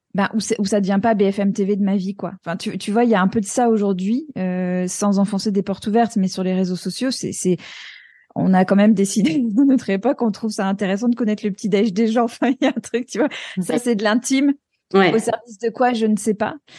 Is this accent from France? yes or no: no; United States; moved away; quand j'étais petite aux États-Unis